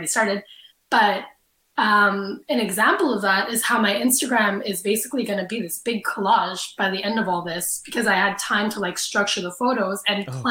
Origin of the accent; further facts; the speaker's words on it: Canada; I'm Canadian too